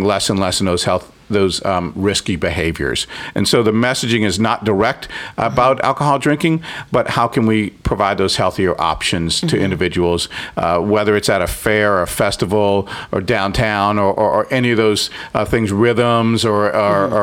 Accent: New Orleans, Louisiana, United States; growing up in New Orleans

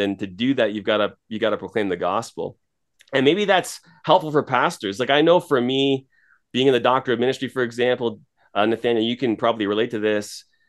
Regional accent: Toronto, Ontario, Canada; moved away as an adult; now in Edmonton, Canada; I'm from Toronto originally

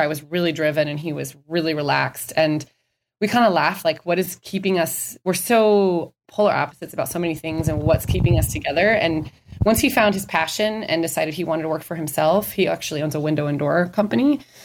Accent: Minnesota, United States; now in Scottsdale, United States; I grew up in Minnesota

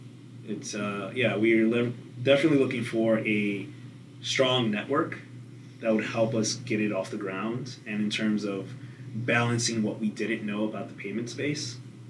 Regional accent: New York, United States; now in Charlotte, United States; I'm a New Yorker

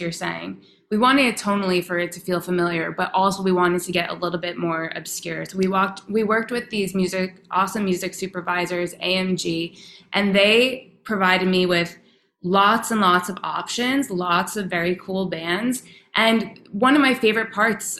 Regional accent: New York, United States; I'm from New York

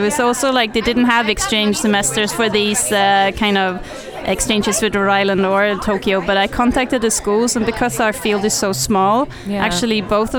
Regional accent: Stockholm, Stockholm County, Sweden; moved away as an adult; now in Gothenburg, Sweden; I grew up in Stockholm and I have my family and old friends there. But then, like, I studied in Gothenburg, so I have a lot of friends there.

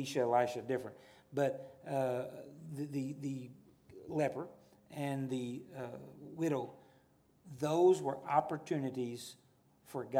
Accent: the South, United States; I'm a Southerner

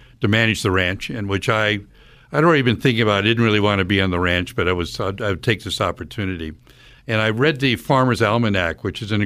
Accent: United States; I grew up in rural America on a very large 1,000-acre dairy farm

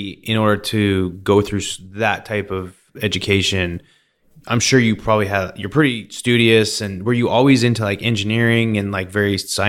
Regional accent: British Columbia, Canada; moved away; also born or lived in Calgary, Alberta / Okanagan Valley; So growing up in British Columbia, I grew up on a snowboard.

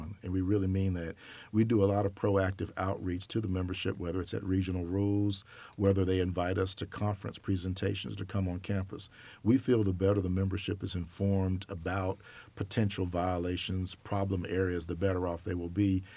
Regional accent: Auburn, Alabama, United States; moved away as an adult; also born or lived in New York; I grew up in Auburn, Alabama.

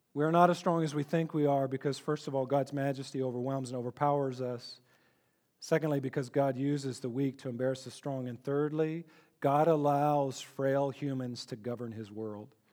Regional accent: Texas, United States; I grew up in Texas

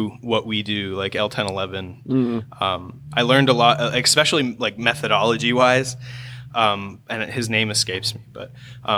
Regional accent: Swanton, United States; we grew up in Swanton

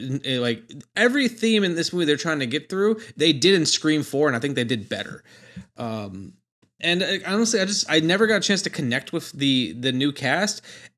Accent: Milwaukee, Wisconsin, United States; I've not heard of them. I'm from Milwaukee.

